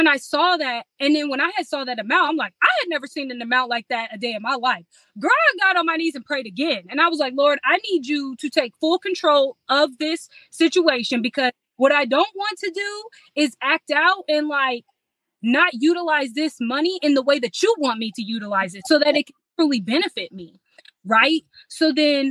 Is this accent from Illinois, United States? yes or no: yes; Illinois, United States; moved away; also born or lived in Indianapolis; I'm from Illinois, so when we had moved from Illinois to Indianapolis